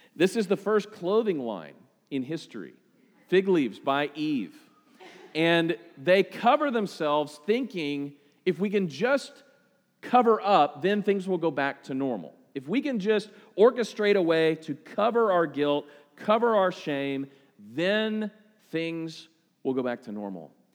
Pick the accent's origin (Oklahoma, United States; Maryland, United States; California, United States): Oklahoma, United States; Oklahoma City; we're from Oklahoma City. You know, just us country folk from flyover country